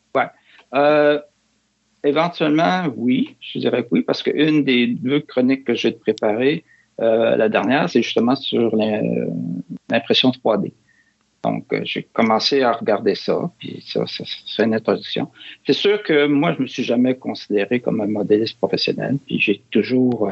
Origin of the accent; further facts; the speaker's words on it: Quebec City, Quebec, Canada; moved away; je suis originaire de Québec.